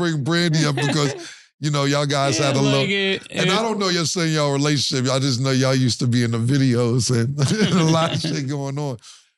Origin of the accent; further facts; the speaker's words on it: Harlem, New York, United States; I'm from Harlem.